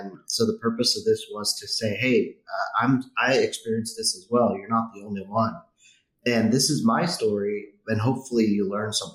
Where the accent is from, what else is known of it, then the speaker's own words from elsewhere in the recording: San Francisco Bay Area, California, United States; I grew up in the San Francisco Bay Area, growing up by San Francisco Airport